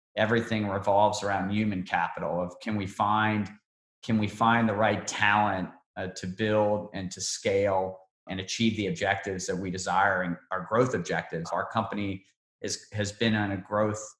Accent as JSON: {"language": "English", "town": "Cincinnati", "region": "Ohio", "country": "United States", "tie": "born or raised there"}